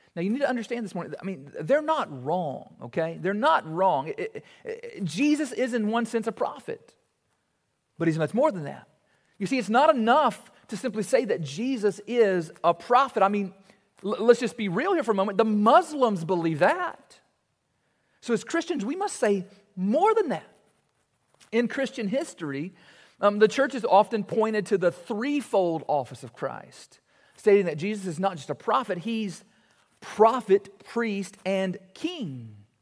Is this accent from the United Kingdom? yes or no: no; Warren East High School, Kentucky, United States; playing basketball at Warney's High School